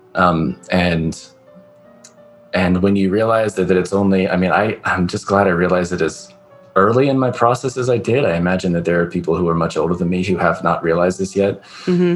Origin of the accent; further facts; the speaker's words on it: California, United States; I'm from the West Coast, like California